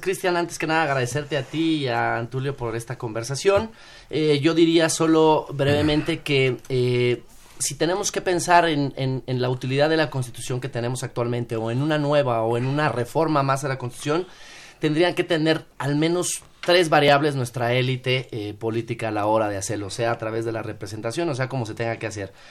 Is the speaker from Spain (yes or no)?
no; Mexico